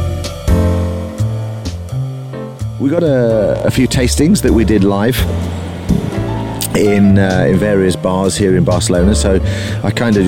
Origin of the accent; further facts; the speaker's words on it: England, United Kingdom; I'm an English guy